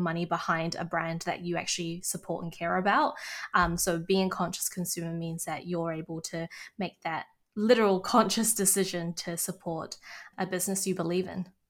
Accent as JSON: {"language": "English", "country": "New Zealand", "tie": "born or raised there", "said": "growing up in New Zealand and, you know, being a Kiwi"}